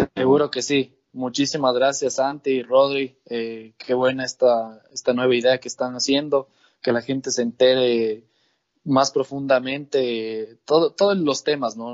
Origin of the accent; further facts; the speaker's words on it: Ibarra, Imbabura, Ecuador; now in Atuntaqui, Ecuador; yo nací en Ibarra, pero vivo he vivido la mitad de mi vida en Ibarra y en Atuntaqui. Mis papás son netamente de Atuntaqui